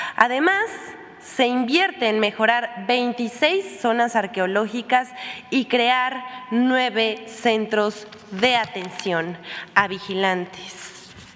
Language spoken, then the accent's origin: Spanish; Puebla, Mexico; como poblana